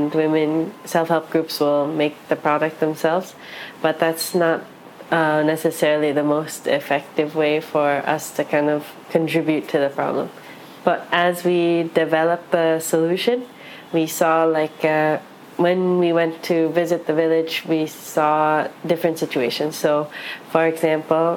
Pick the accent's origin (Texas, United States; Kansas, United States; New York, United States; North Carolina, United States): New York, United States; New York City; I'm half Chinese, half Japanese, raised in New York City